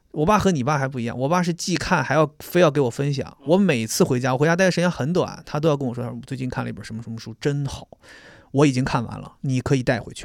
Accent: Beijing, China; 咱就是北京人

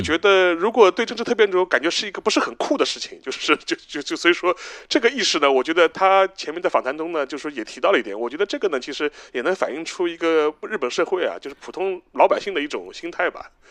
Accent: China; 我们作为中国人有，就我们自己的立场

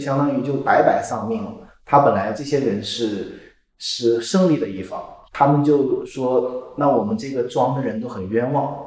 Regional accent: Hunan, China; 我是湖南人嘛

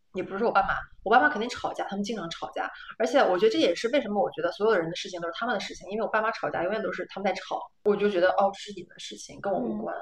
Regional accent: China; moved away as an adult; now in Netherlands; 我们是中国人

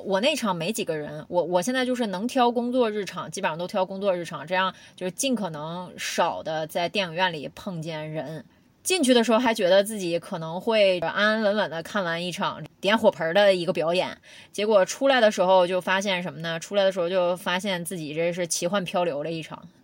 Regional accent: Northeast China, China; 我们东北虎

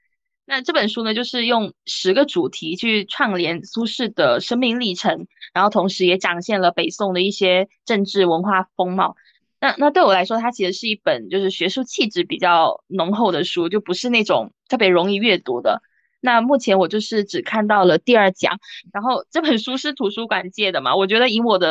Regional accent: Guangdong, China; 我们潮汕人的吃粥文化

